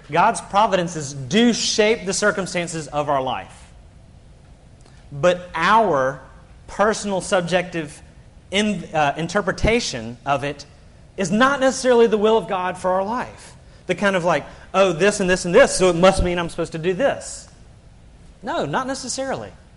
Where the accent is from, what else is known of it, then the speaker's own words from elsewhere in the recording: Birmingham, Alabama, United States; moved away as an adult; now in South Carolina, United States; I grew up in Birmingham. My whole support base is in Alabama